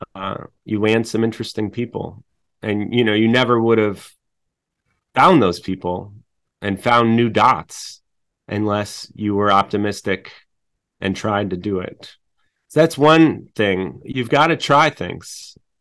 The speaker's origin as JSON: {"language": "English", "town": "Chicago", "region": "Illinois", "country": "United States", "said": "I'm from Chicago"}